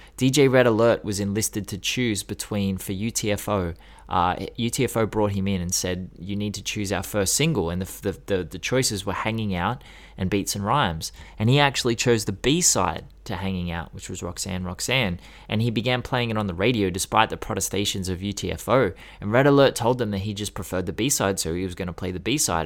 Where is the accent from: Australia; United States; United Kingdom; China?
Australia; I'm Australian, and we're so, we're so yokel.